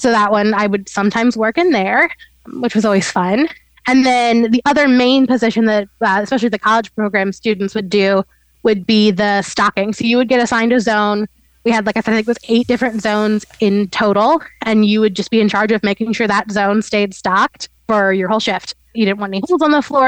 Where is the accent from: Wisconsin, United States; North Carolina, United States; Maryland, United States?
North Carolina, United States; also born or lived in South Florida; we moved to North Carolina when I was in elementary school